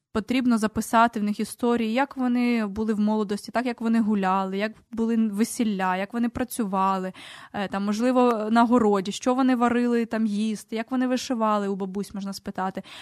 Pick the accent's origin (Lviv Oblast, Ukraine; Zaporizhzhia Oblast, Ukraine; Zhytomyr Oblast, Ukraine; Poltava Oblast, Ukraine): Poltava Oblast, Ukraine; first language Ukrainian; я з Полтавщини, я можу говорити про наші діалекти